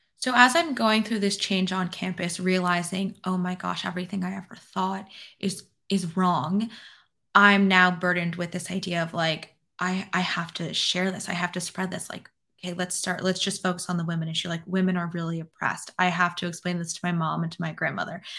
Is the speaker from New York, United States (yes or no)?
yes; New York City, New York, United States; now in Florida, United States; I'm from New York City